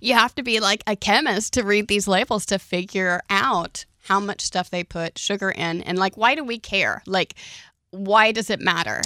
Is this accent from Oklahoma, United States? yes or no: yes; Oklahoma, United States; I grew up in Oklahoma